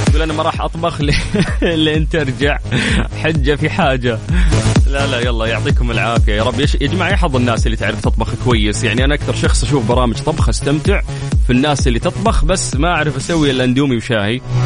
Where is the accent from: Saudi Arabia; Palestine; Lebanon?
Saudi Arabia; عندنا في المملكة العربية السعودية